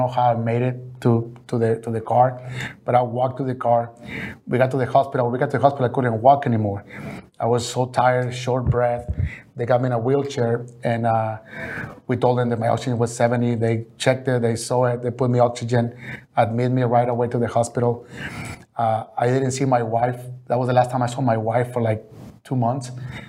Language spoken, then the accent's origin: English; Mexico; English is a second language; And the first thing I did is transform those in pesos, because I was coming from Mexico.